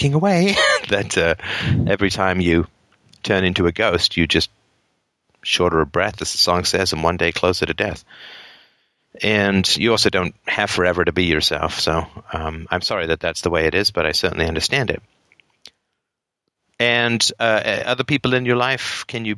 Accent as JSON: {"language": "English", "region": "England", "country": "United Kingdom", "tie": "born or raised there", "moved": "yes", "said": "I grew up in England"}